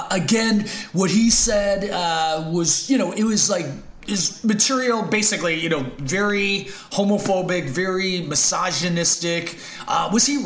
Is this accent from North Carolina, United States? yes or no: no; Brooklyn, New York, United States; I'm doing guys in the neighborhood I grew up with in Brooklyn.